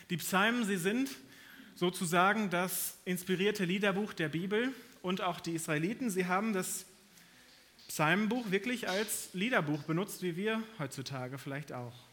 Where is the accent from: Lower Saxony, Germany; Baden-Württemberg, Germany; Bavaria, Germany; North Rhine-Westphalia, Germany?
North Rhine-Westphalia, Germany; moved away; Meine Frau und ich, wir kommen aus Nordrhein-Westfalen eigentlich.